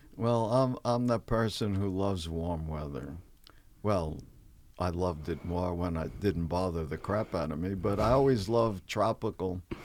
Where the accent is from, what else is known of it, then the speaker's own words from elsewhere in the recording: New York City, New York, United States; moved away as an adult; also born or lived in Peoria, Illinois; now in Los Angeles, United States; I'm from New York